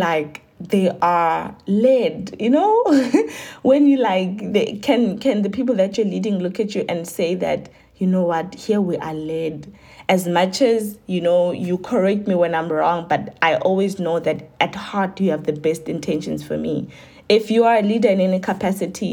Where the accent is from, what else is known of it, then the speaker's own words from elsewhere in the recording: Giyani, Limpopo, South Africa; I was born in Giani